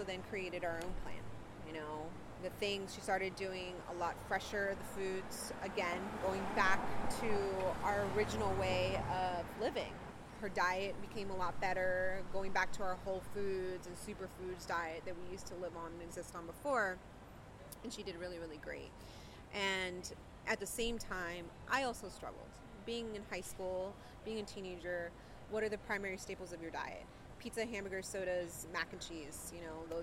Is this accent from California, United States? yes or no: yes; California, United States; now in Pennsylvania, United States; I grew up mostly in California.